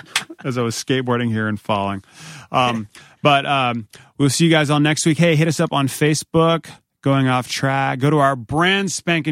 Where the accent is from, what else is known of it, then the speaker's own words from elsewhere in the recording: Northern Virginia, United States; now in Princeton, United States; we're from both from Northern Virginia.